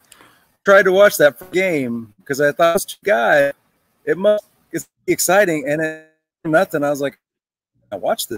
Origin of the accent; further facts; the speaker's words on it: Houston, Texas, United States; moved away as an adult; also born or lived in St. Louis; When I was in college in St. Louis, the Blues, I grew up in Houston.